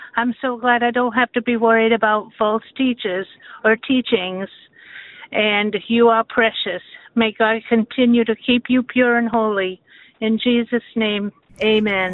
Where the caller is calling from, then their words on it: Columbia, Missouri, United States; I'm calling from Columbia, Missouri